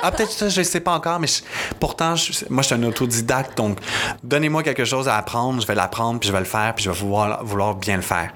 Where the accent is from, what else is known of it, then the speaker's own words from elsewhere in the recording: Napierville, Quebec, Canada; je viens de Napierville, en Montérégie, qui est de l'autre bord, vraiment dans l'Ouest